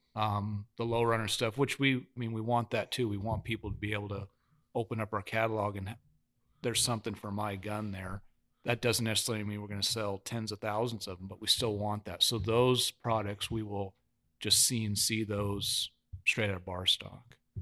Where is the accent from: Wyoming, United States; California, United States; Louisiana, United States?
Wyoming, United States; I'm from Wyoming